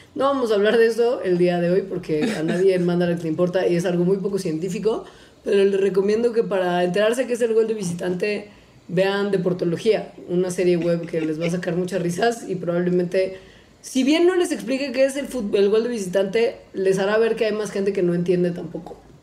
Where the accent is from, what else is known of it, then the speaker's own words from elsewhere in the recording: Mexico; also born or lived in Mexico City; uno como mexicano está acostumbrado a vivir en la CDMX